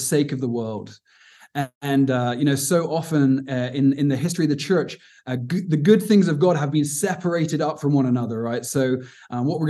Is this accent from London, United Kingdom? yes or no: no; Cornwall, South West England, United Kingdom; also born or lived in Aberdeen, Scotland; now in Cape Town, South Africa; I'm from the southwest of England, a little place called Cornwall, which is beautiful